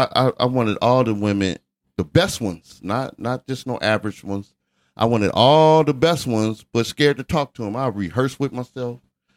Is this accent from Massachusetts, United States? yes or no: no; Compton, California, United States; I'm from Compton, California, from the east side and all that stuff. And in the 80s, that's my generation.